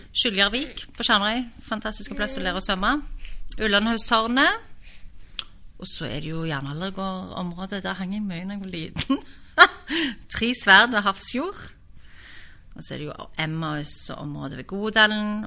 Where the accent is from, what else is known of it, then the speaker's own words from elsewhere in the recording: Stavanger, Rogaland, Norway; also born or lived in Oslo; er født og oppvokst i Stavanger.